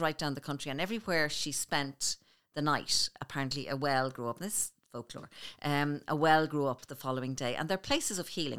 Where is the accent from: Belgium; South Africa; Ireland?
Ireland; Clondalkin, Leinster; we grew up on Saint Bridget's Road in Clondalkin